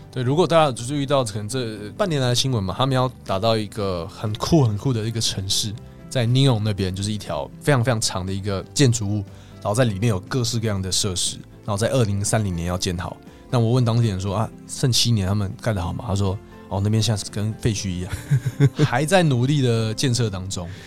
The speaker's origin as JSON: {"language": "Chinese", "country": "Taiwan", "said": "我是台湾来的"}